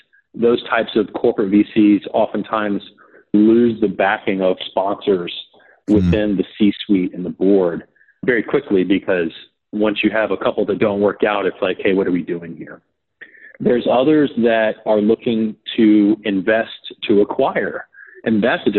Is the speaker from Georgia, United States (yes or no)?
yes; Marietta, Georgia, United States; moved away as an adult; also born or lived in New England; I grew up in Marietta, Georgia. I lived in the same house for 18 years